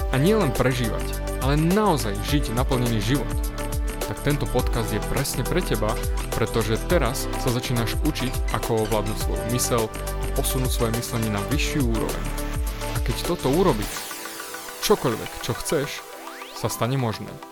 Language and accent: Slovak; eastern Slovakia, Slovakia; u nás na východe